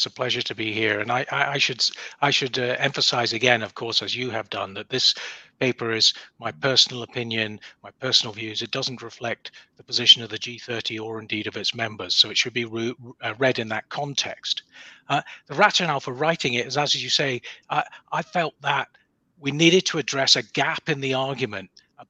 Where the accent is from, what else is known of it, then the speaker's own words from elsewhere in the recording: Edinburgh, Scotland, United Kingdom; Just in Gilmerton.